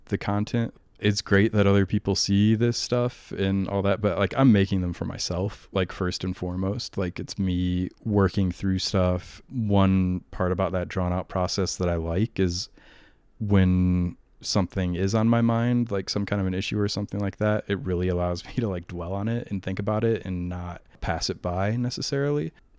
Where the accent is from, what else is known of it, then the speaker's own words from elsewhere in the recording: Iowa, United States; No, I'm from Iowa, right on the Iowa-Illinois border on the Mississippi.